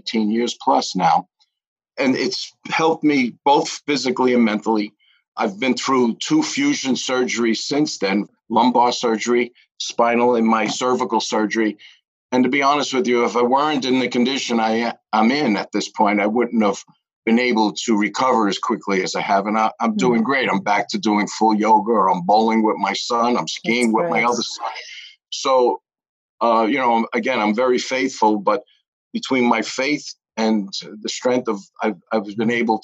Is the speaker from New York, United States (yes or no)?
yes; New York City, New York, United States; I'm born and raised in the Bronx, so I'm a city boy